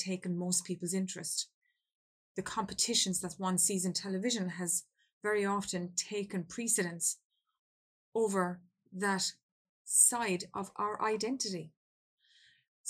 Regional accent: Ireland; I come from Ireland

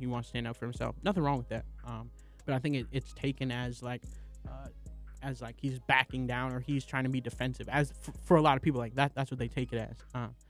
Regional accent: the Bay Area, California, United States; even though I'm from the Bay.

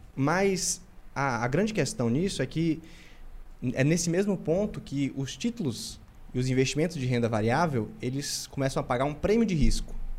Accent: interior of Bahia, Brazil; vindo do interior da Bahia

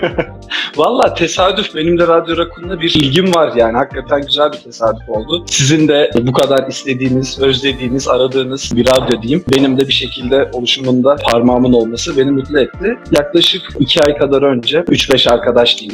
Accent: Ankara, Turkey; moved away as an adult; now in Brussels, Belgium; ben buna alışkınım tabii Ankaralı olarak. Yani doğma büyüme

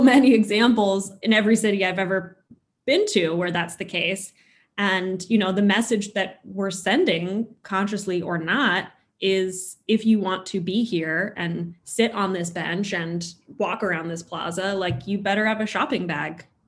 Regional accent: Los Angeles, California, United States; moved away; I grew up in Los Angeles

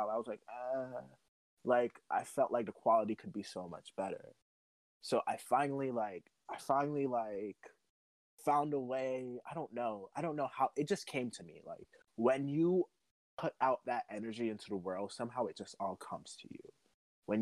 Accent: New York City, New York, United States; I'm from the Bronx

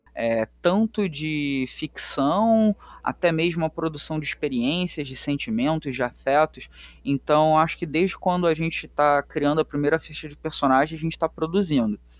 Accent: Rio de Janeiro, Brazil; accent: carioca; Eu sou um carioca, é, negro, suburbano, periférico da Zona Norte, aqui no Complexo do Alemão, no Rio de Janeiro

